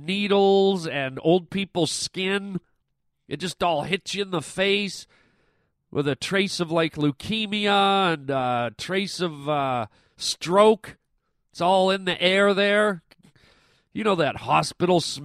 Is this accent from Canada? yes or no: yes; Canada; I'm Canadian